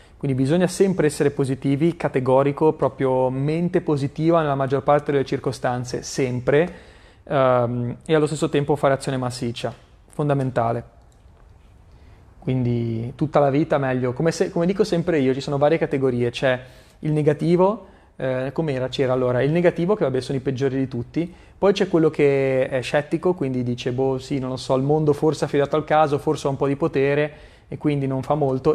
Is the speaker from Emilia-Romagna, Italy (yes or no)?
no; Genoa, Liguria, Italy; La prima volta che sono andato nella casa dove mi ero trasferito a Genova avevo tipo dieci anni